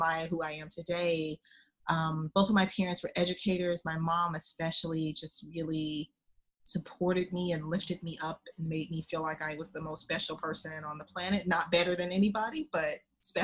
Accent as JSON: {"language": "English", "town": "Oklahoma City", "region": "Oklahoma", "country": "United States", "said": "I am from Oklahoma, Oklahoma City, Oklahoma"}